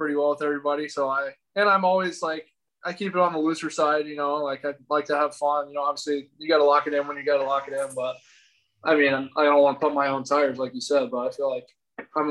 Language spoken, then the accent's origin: English; Texas, United States; moved away as an adult; also born or lived in Oklahoma; growing up in Texas